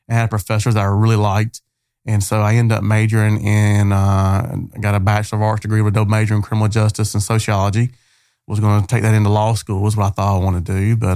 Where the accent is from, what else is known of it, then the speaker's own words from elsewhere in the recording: Mount Olive, North Carolina, United States; also born or lived in Wilson, North Carolina / Rosewood, North Carolina; So so we grew up in Mount Olive. I call Mount Olive home. That's where I'm from. That's where um, my heart is. And so uh, so yeah, that's where it all started in Mount Olive, North Carolina.